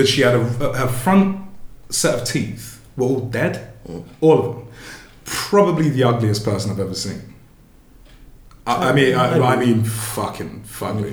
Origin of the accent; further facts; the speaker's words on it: London, United Kingdom; We're from Northwest London, right? We're from the dizzying heights of South Kelly, the bright lights of Kilburn High Road